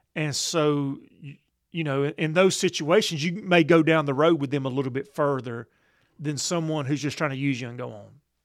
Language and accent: English; Columbus, United States; in my hometown of Columbus